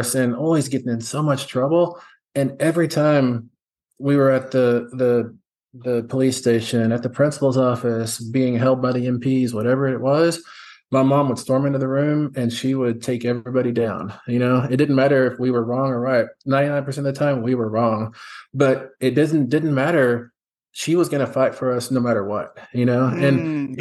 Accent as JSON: {"language": "English", "region": "West Texas", "country": "United States", "tie": "born or raised there", "said": "I grew up in West Texas"}